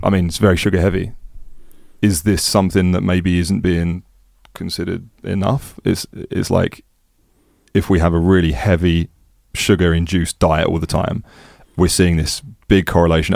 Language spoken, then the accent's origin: English; England, United Kingdom; also born or lived in Amsterdam, Netherlands; being English